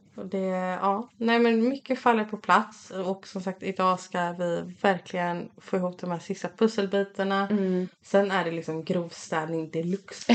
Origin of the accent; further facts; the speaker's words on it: Fjärås, Halland County, Sweden; also born or lived in Kungsbacka; vi kommer från, alltså vi kommer inte riktigt från Kungsberg, vi kommer från Fjärås